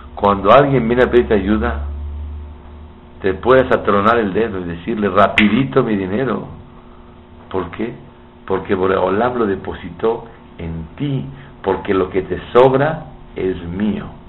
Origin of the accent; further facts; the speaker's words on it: Mexico; soy de México, soy alumno del, alumno de su papá, el Rosh Shiva Biuni de México